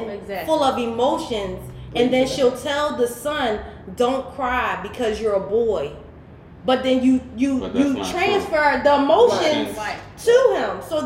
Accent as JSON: {"language": "English", "town": "Philadelphia", "region": "Pennsylvania", "country": "United States", "said": "I'm from North Philly"}